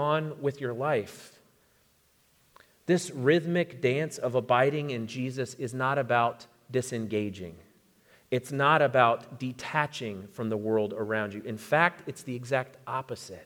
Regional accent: Florida, United States; moved away; I grew up in Florida, and so I've lived through many hurricanes

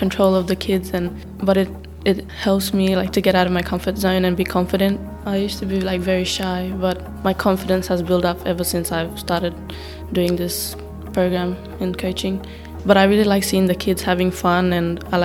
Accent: Badu Island, Torres Strait, Queensland, Australia; I come from Bardo Island up in the Torres Strait

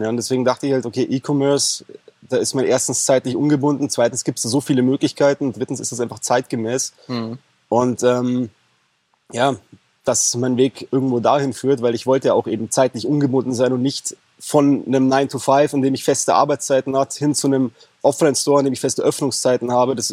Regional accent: Bavaria, Germany; ich bin aus Bayern, ich bin 33 Jahre alt

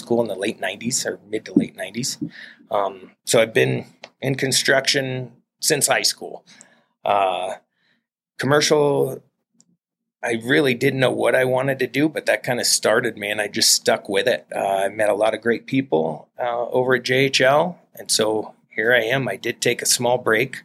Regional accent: Colorado, United States; I was born and raised in Colorado

